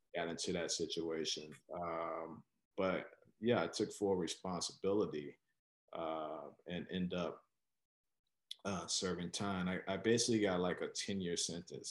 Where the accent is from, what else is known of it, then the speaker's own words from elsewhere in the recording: Chicago, Illinois, United States; am originally from Chicago, born and raised, uh, from specifically the west side of Chicago.